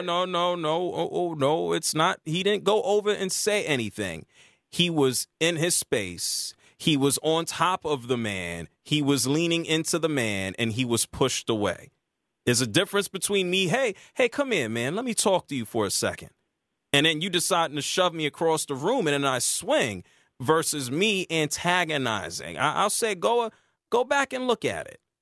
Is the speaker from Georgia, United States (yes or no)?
yes; Atlanta, Georgia, United States; I'm from Atlanta, live in Atlanta.